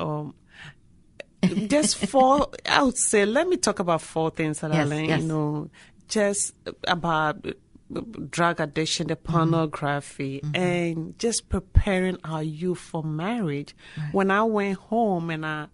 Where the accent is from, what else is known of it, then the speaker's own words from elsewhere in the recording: northern Ghana, Ghana; moved away as an adult; now in United States; I grew up in the northern part, and also I went to college in the south.